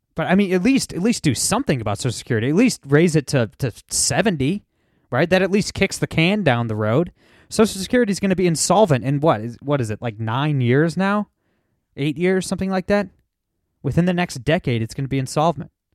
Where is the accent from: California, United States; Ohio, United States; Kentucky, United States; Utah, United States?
Ohio, United States; Toledo; I'm from Toledo, Ohio, okay? I grew up in a real blue cla-, collar town